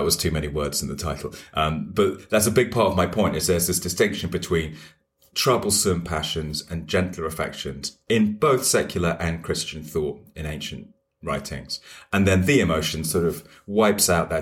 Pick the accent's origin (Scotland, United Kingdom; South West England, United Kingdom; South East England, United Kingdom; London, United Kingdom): London, United Kingdom; also born or lived in Cambridge; I feel at home as a Londoner